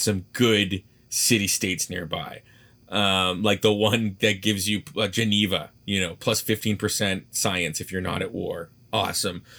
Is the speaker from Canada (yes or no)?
yes; Canada; as a Canadian